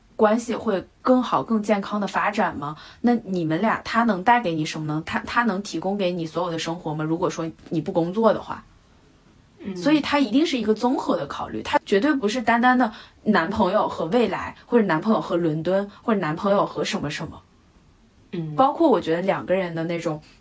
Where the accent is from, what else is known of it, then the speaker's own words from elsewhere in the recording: China; moved away as an adult; now in United Kingdom; 我们中国人